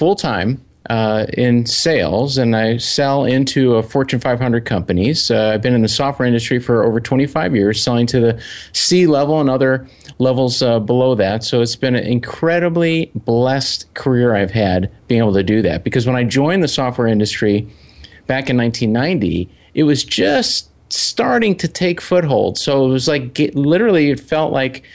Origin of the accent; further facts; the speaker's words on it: Chicago, Illinois, United States; I'm from Chicago